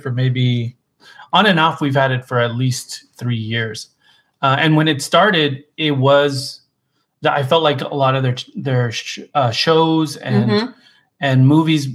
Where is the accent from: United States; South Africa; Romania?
United States; Arizona; moved away; We're originally from Arizona